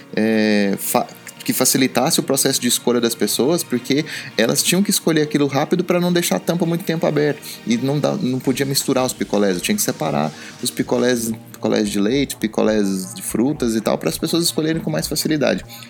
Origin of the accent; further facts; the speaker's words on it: Goiás, Brazil; also born or lived in Jataí, Goiás / Rio Verde, Goiás / Formosa, Goiás; eu nasci em Jataí, depois isso aconteceu em Rio Verde e eu depois eu mudei para Formosa